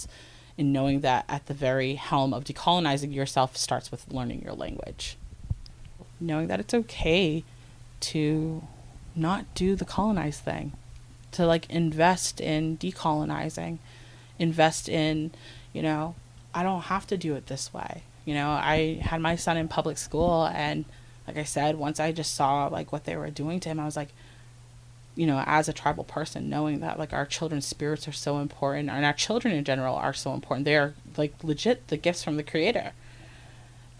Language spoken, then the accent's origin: English; Mashpee, Massachusetts, United States; I grew up in Mashpee